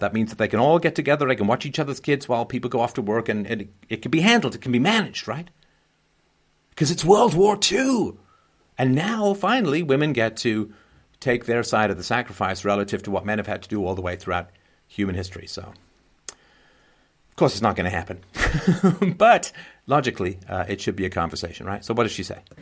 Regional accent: London, United Kingdom; moved away; when I grew up in London, England

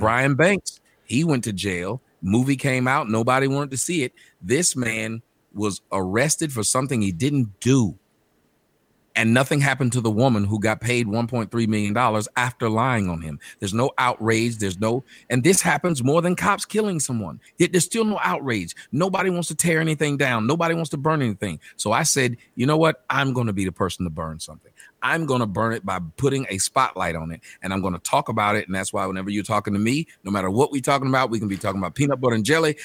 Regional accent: Atlanta, Georgia, United States; moved away as an adult; also born or lived in Phoenix; I'm from Atlanta

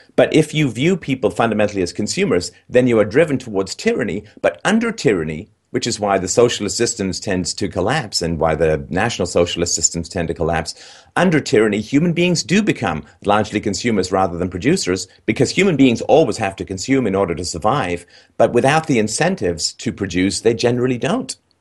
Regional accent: England, United Kingdom; I grew up in England

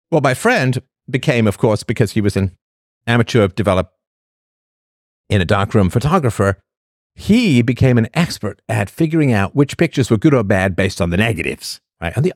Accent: Newfoundland and Labrador, Canada; Oh, I'm from Newfoundland. I'm a cross between Trailer Park Boys and the Wildings from Game of Thrones.

